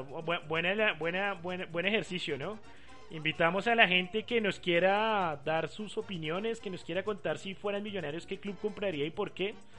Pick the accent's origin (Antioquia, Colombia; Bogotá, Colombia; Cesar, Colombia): Bogotá, Colombia; soy hincha de millonarios, pues soy bogotano